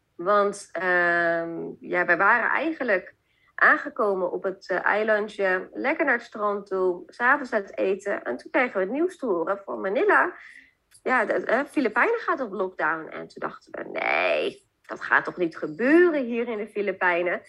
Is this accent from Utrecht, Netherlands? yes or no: yes; Zeist, Utrecht, Netherlands; ik kom oorspronkelijk uit Zeist.